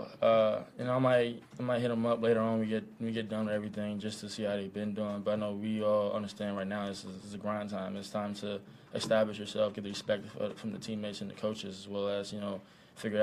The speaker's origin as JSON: {"language": "English", "town": "Cincinnati", "region": "Ohio", "country": "United States", "moved": "yes", "lives_now": "Kansas City, United States", "said": "I'm from Cincinnati. We had Gold Star and you know, Skyline"}